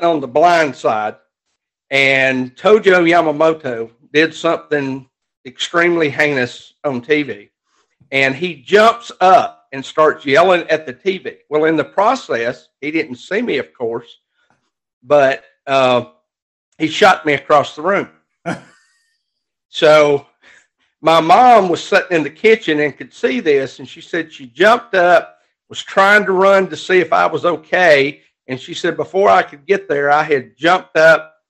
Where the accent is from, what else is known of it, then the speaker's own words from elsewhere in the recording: Alabama, United States; I love it here